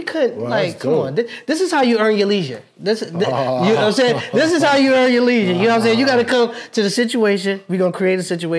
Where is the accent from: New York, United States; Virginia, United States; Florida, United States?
New York, United States; Yes, I'm from New York